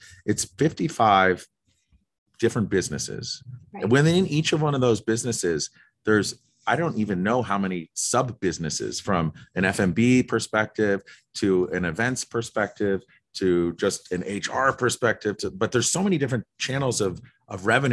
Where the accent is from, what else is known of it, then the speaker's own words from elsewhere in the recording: East Coast, United States; moved away as an adult; also born or lived in California; Growing up on the East Coast